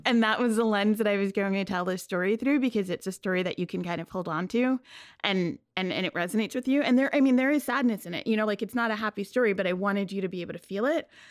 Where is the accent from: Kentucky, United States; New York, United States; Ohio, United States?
New York, United States; New York City; I grew up in Queens, but I grew up in Bayside